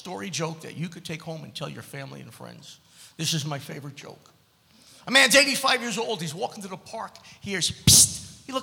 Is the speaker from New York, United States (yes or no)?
yes; New York City, New York, United States; I'm from Brooklyn